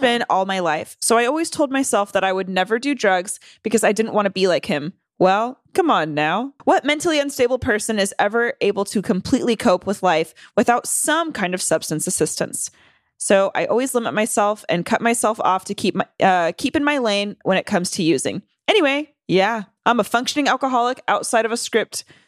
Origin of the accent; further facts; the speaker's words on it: North Carolina, United States; I grew up in the South. I grew up in North Carolina.